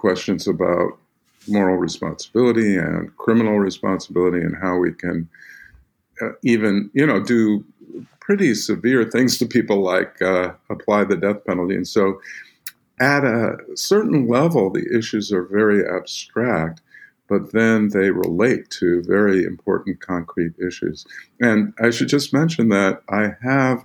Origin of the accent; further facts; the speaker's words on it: Northern California, United States; I grew up in Northern California